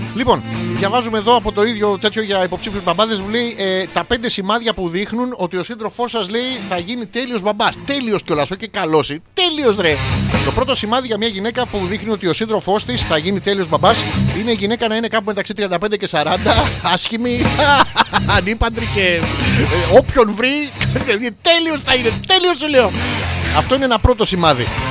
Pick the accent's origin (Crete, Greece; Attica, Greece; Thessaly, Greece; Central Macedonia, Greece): Attica, Greece; Athens; γεννήθηκα στην Αθήνα